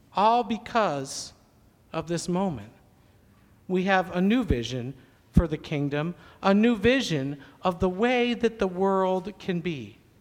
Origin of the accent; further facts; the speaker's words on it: Syracuse, New York, United States; I grew up in Syracuse, New York, kind of in the Finger Lakes region